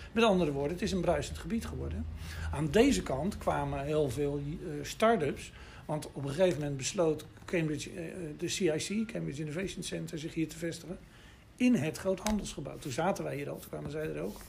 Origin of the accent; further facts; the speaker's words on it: Rotterdam, South Holland, Netherlands; also born or lived in Delft; geboren in Rotterdam in 1951. Dus dat is wel even terug. Maar ik ben dus een wederopbouwjongen. Dus ik heb hier eh, mijn jeugd doorgebracht